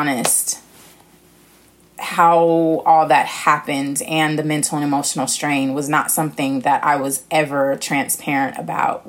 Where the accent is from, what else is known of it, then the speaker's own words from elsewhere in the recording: Los Angeles, California, United States; moved away; also born or lived in New York City, United States; I was born in California, born in LA, but bred in New York City because I became a woman in New York City